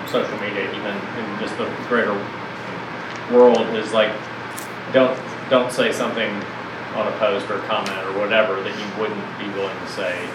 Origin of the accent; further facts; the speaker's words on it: the South, United States; growing up in the South in a church mm-hmm. home